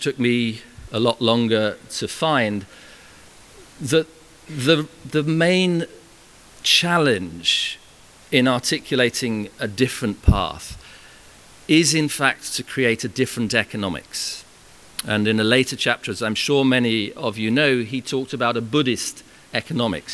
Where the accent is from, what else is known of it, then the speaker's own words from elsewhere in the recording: Farnham, South East England, United Kingdom; my hometown in Farnham